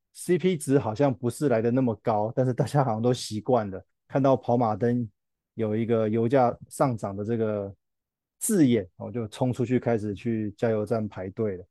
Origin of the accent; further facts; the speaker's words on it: Taiwan; 我们台湾的民众那么喜欢去日本玩